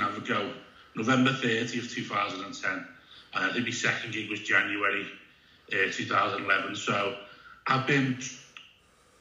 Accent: Liverpool, North West England, United Kingdom; I'm a comedian from Liverpool.

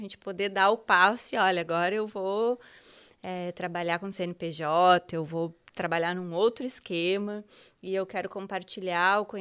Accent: Porto Alegre, Rio Grande do Sul, Brazil; now in Santa Catarina, Brazil; É, bom, eu sou gaúcha, né? sou porto-alegrense.

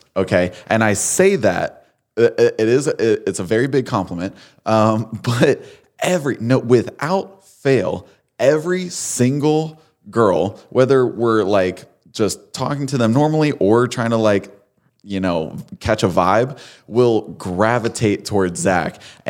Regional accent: Connecticut, United States; So I'm from Connecticut.

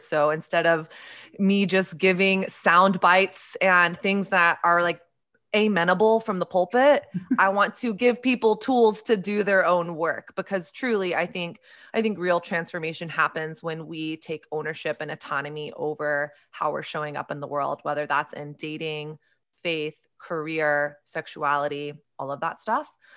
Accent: Texas, United States; I grew up in Southern Christian culture. in evangelical culture in Texas

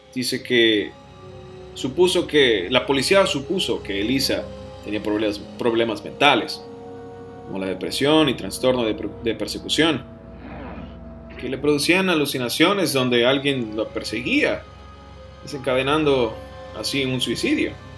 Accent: Piedras Negras, Coahuila, Mexico; moved away; mi ciudad natal

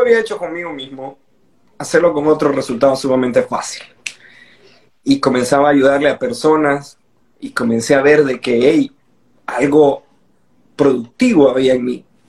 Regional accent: Nicaragua; soy nicaragüense

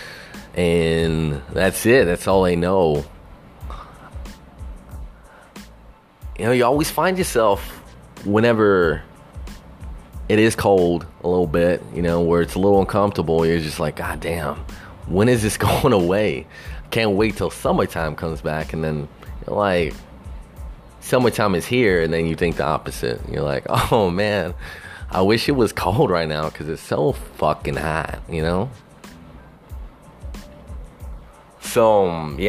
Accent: Texas, United States; Growing up in Texas

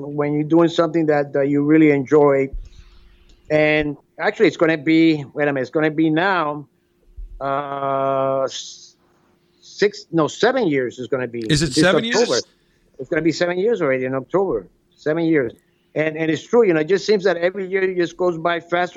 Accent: Miami, Florida, United States; growing up in Miami with my father and the cigar, small cigar company that we had

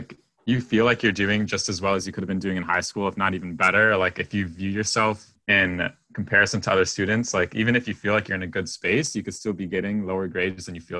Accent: Rochester, New York, United States; from Rochester, New York.

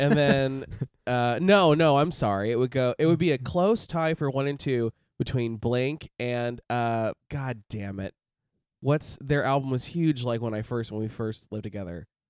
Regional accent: Nebraska, United States; moved away; I'm from Nebraska

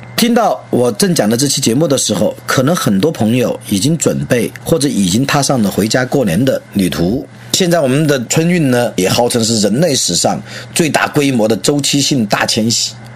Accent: Leshan, Sichuan, China; moved away; 我的故乡是四川乐山市， 武东桥刘华镇，后面呢，再大一点也是在武东桥县里面长大的

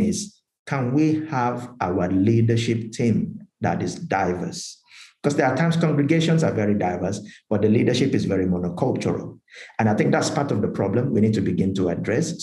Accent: Nigeria; now in United Kingdom; I'm from Nigeria, as you mentioned, uh, born and bred Nigerian, and uh, but I'm also British

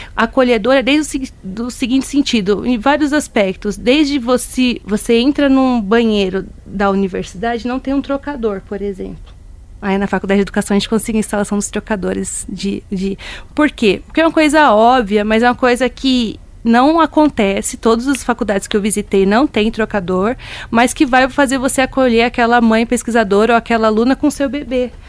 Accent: Rio Grande da Serra, São Paulo, Brazil; Eu sou de Rio Grande da Serra, divisa de município com Paranapiacaba

